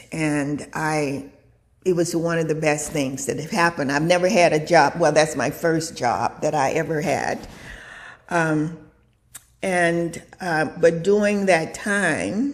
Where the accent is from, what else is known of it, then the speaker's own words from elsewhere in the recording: Mississippi, United States; moved away as an adult; I was born in Mississippi in 1944 in segregated Mississippi